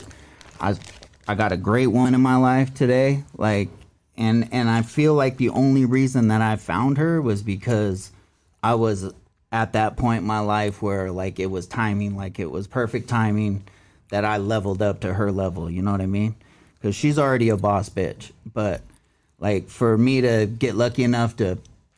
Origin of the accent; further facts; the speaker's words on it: California, United States; also born or lived in Orange County, California; I'm Cali boy. Born and raised